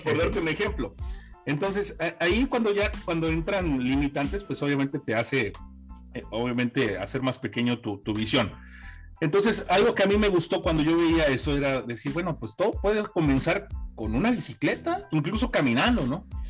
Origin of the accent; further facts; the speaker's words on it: Mexico City, Mexico; yo soy originario de la Ciudad de México